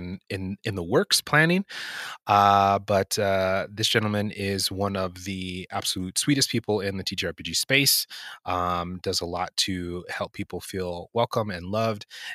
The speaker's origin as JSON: {"language": "English", "region": "New Mexico", "country": "United States", "said": "I'm from New Mexico"}